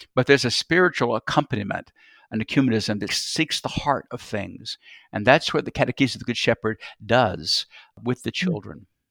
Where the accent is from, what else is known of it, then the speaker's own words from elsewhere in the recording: Columbus, Georgia, United States; moved away as an adult; also born or lived in Atlanta, Georgia / Alexandria, Louisiana; now in Memphis, United States; I'm Georgian. I'm from Georgia, from a city, Columbus, Georgia, about 100 miles south of Atlanta